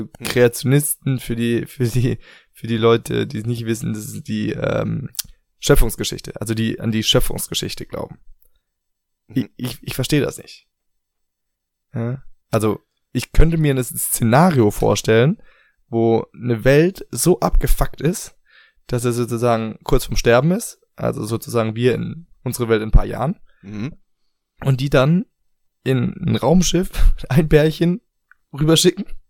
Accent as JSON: {"language": "German", "country": "Germany", "also_born_or_lived": "Asia", "moved": "yes", "said": "bei uns in Deutschland"}